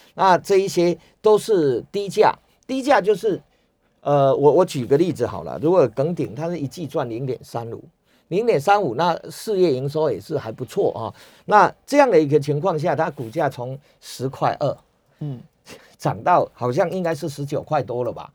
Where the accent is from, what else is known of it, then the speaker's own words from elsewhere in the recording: Chiayi, Taiwan; 我是嘉义人嘛，所以， 所以我知道那个地方